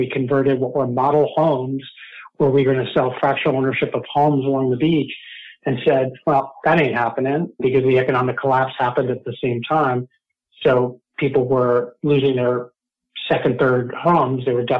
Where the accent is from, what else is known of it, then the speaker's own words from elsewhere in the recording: Mexico City, Mexico; also born or lived in North Carolina; now in United States; Well, deep background, while I was born in North Carolina, I grew up in Mexico City, and so really had a connection to the culture there and the people and place. Moved back to North Carolina